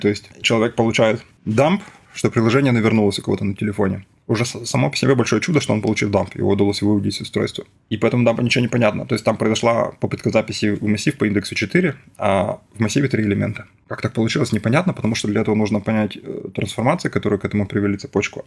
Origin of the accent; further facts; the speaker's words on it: Yekaterinburg, Sverdlovsk Oblast, Russia; moved away; я из Екатеринбурга